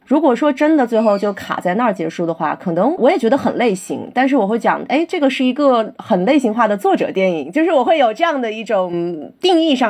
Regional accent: Beijing, China; 我北京人，我，但我是朝阳区的人哦

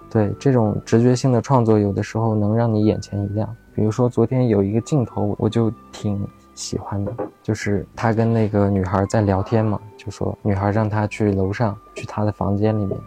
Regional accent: Beijing, China; also born or lived in Xining, Qinghai; 我小时候在北京嘛，然后那时候藏语也不太会说

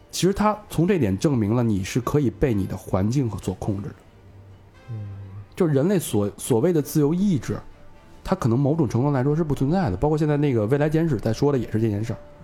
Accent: Beijing, China; 尤其是对咱们 北京人来说更有这个特别，特别重要的一点

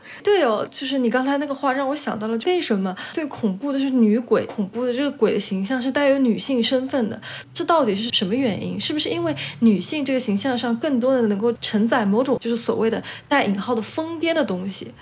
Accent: China; 我们中国人也有这样的思想

